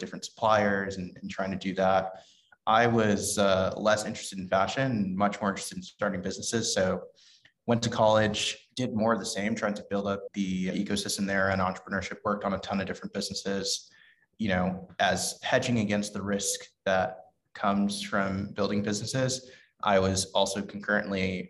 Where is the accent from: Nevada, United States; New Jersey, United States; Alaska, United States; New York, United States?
New York, United States; New York City; I grew up in the Bronx in New York City